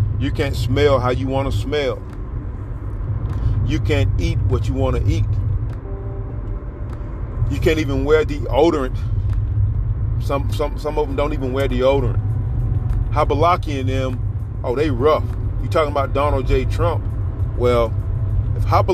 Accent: United States; I'm an American. We live in America.

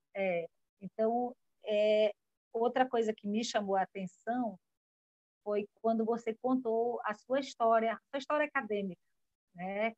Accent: Almeirim, Pará, Brazil; now in Amapá, Brazil; eu sou paraense, de uma cidade maravilhosa chamada Almeirim. Atualmente resido no estado do Amapá

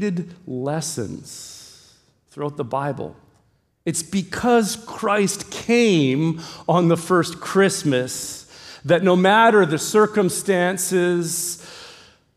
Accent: Canada; moved away as an adult; now in Hawaii, United States; we grew up in Canada, we're of Ukrainian descent

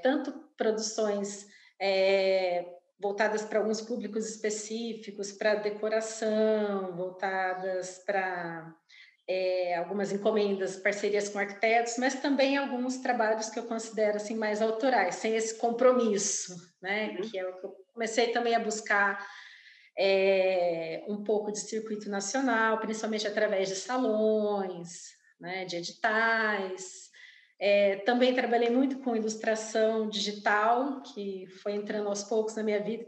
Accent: Campo Grande, Mato Grosso do Sul, Brazil; Eu nasci, vivo e trabalho em Campo Grande, Mato Grosso do Sul

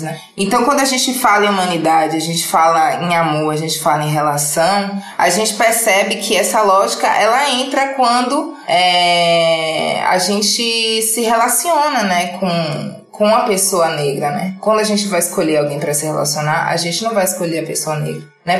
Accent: Salvador, Bahia, Brazil; moved away as an adult; now in São Paulo, Brazil; Eu sou de Salvador, com 25 anos

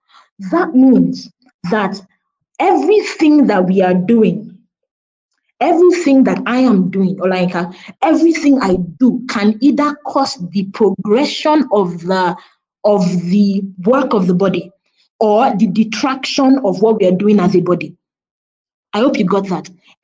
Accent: Nigeria; which part of Africa are you from? You said, oh, I'm Nigerian.

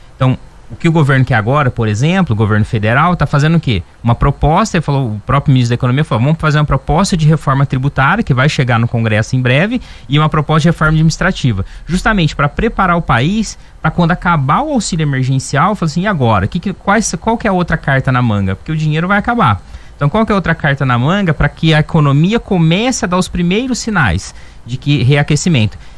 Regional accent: Ribeirão Preto region, interior of São Paulo, Brazil; now in Varginha, Brazil; eu sou lá do interior de São Paulo, de ribeira, da região de Ribeirão Preto.

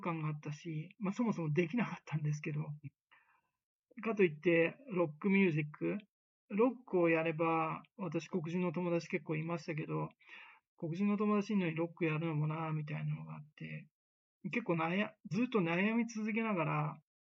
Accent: Tokyo, Japan; moved away as an adult; also born or lived in United States; 私東京出身なんですけど

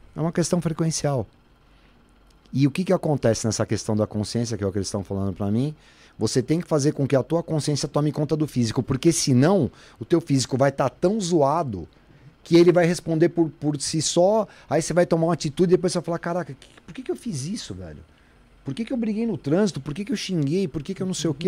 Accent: São Paulo, Brazil; Fui criado na rua em Santana

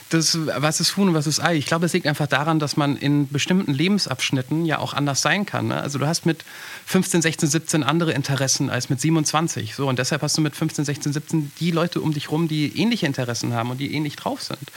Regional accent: Germany

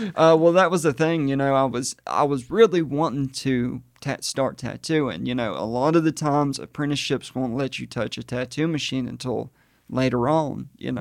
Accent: Hokes Bluff, Alabama, United States; I'm originally from Hoke's Bluff, Gadsden area

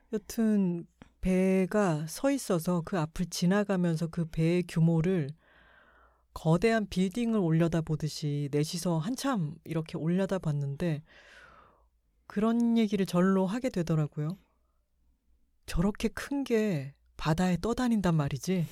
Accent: Busan, South Korea; now in Seoul, South Korea; 부산 저희 고향을

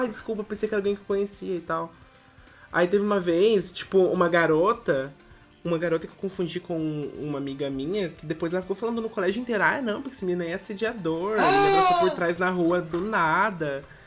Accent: Campos do Jordão, São Paulo, Brazil; now in Manaus, Brazil; na minha cidade natal, lá Campos do Jordão, que é bem pequenininha, todo mundo faz tudo andando

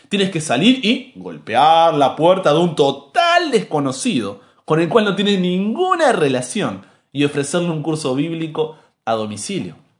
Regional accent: Argentina; soy argentino

